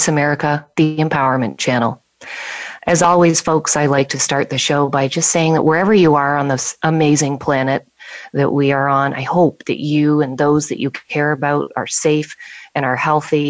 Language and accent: English; Bradford, Ontario, Canada; my hometown of Bradford, Ontario, Canada